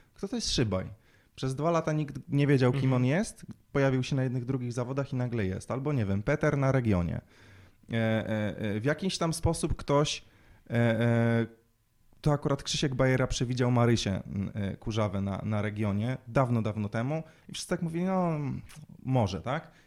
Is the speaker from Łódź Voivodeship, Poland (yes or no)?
yes; Łódź, Łódź Voivodeship, Poland; całą młodość, całe dzieciństwo spędziłem uprawiając sport. My trenowaliśmy w Łodzi